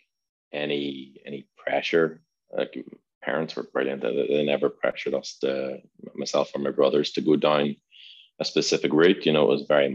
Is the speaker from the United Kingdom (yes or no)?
yes; Northern Ireland, United Kingdom; moved away as an adult; also born or lived in Worcester / London; born and bred in Northern Ireland in the late 80s